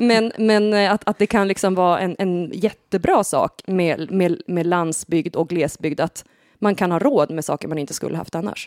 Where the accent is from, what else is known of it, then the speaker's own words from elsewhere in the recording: Härskog, Västernorrland County, Sweden; jag kommer ju från Härskog som är grannbyn till Nora